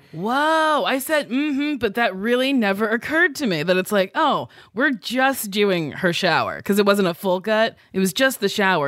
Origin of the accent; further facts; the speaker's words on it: New Jersey, United States; accent: Jersey; moved away; I sound very Jersey because that's where I grew up